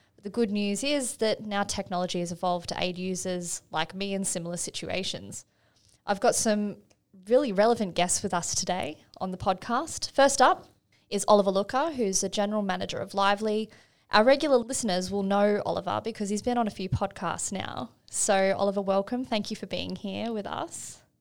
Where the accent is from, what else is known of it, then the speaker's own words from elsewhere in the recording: Australia; being an Aussie